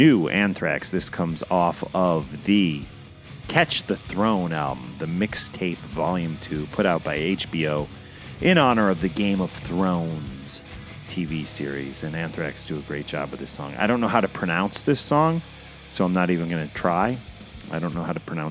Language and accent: English; New Jersey, United States; my home state in New Jersey